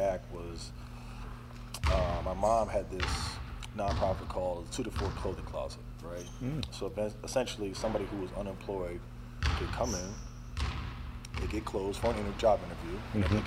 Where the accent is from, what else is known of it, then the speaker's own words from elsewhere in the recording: Ames, Iowa, United States; moved away as an adult; growing up in Iowa, you know, we didn't really move around